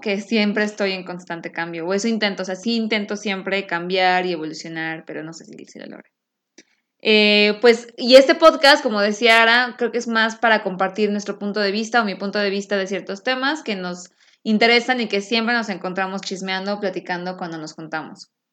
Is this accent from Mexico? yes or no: yes; Mexico City, Mexico; now in Houston, United States; soy mexicana de la Ciudad de México, que la amo con todo mi corazón, pero yo vivo en Houston